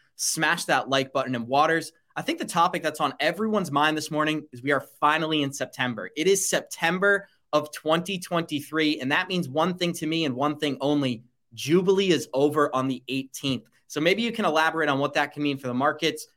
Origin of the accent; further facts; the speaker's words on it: United States; when I was growing up in America during the early two thousands